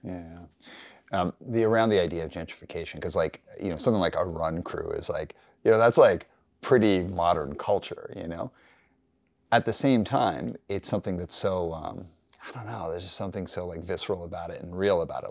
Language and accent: English; Calgary, Alberta, Canada; I grew up in Calgary